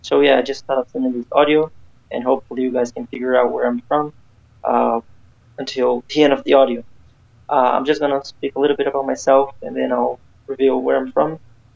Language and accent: English; Brazil; English is a second language; I am from Brazil.